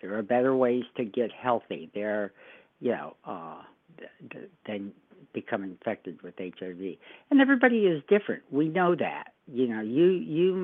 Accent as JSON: {"language": "English", "town": "Fort Lauderdale", "region": "Florida", "country": "United States", "tie": "born or raised there", "moved": "as an adult", "lives_now": "Oregon, United States", "said": "I grew up in Fort Lauderdale. That was sort of my home base."}